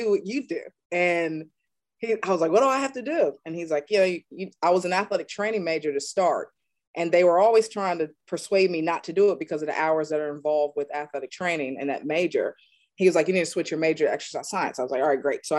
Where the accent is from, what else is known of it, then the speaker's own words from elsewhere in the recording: right outside the Outer Banks, North Carolina, United States; I grew up in right outside the Outer Banks in a small rural town, one stoplight